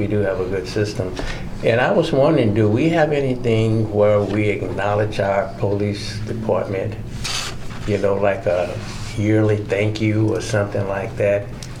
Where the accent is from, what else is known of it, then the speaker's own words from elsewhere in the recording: East St. Louis, Illinois, United States; now in Iowa City, United States; I'm from East St. Louis, Illinois, and it's a very rowdy little community, and now I'm in Iowa City, and it's a quiet community. It's very peaceful, and I've been here, you know, for God knows how long.